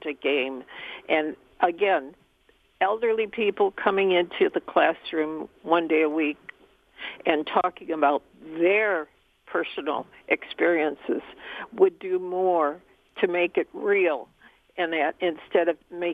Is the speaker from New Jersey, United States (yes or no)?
no; Chicago, Illinois, United States; now in Warren, United States; I was born in Chicago, and I lived in Chicago